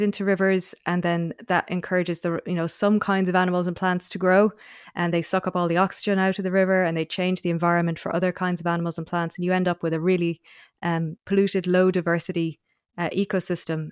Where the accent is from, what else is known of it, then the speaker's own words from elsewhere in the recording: North Cork, Munster, Ireland; moved away as an adult; also born or lived in Oxford, United Kingdom / Australia; now in Dublin, Ireland; I grew up in North Cork